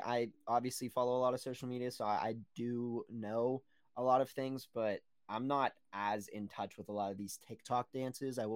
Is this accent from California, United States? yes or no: no; Pittsburgh, Pennsylvania, United States; accent: Pittsburgh